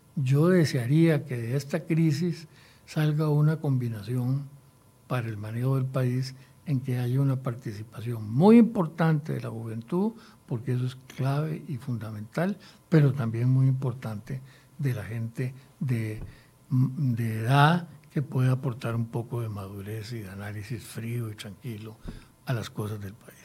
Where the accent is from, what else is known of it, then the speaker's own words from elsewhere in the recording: Costa Rica; me siento obligado como costarricense a contribuir en lo que yo pueda.